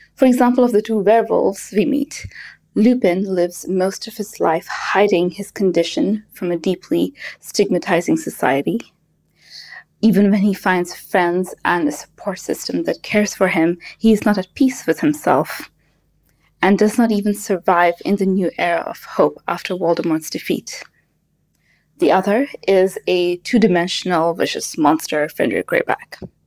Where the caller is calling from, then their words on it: Kuwait; I'm calling from Kuwait